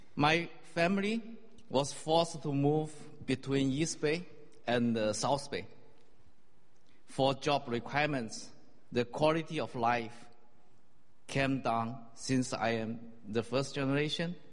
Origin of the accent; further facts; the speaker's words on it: China; moved away as an adult; also born or lived in Singapore; I grew up in China